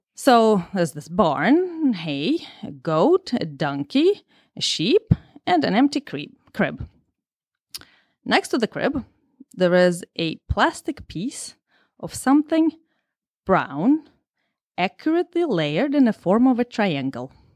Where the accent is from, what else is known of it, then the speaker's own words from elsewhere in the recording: Russia; English is a second language; moved away; I'm Russian, and English is my second language